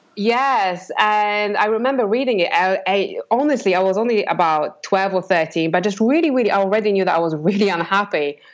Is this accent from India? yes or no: no; Poland; English is a second language; moved away as an adult; now in England; grew up in Poland, and um, I kind of was in a very regular, ordinary family living in a block block of flats